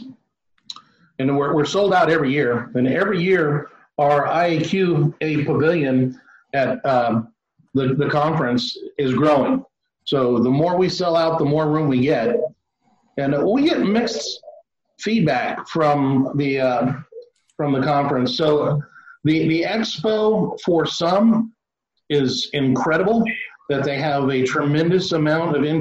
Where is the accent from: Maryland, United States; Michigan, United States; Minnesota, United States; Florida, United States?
Florida, United States; my home state of Florida